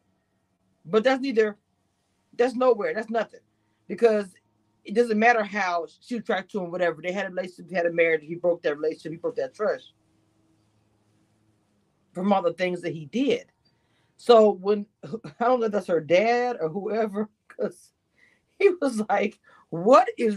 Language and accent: English; Louisiana / Texas, United States; I'm from the boot. Yeah, I'm from Louisiana and slash Texas, whatever. I'm from the South.